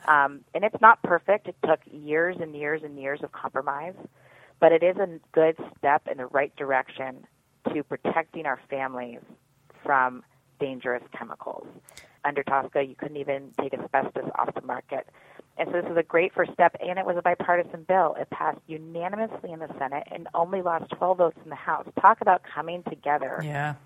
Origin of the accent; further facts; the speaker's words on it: Pennsylvania, United States; my home state of Pennsylvania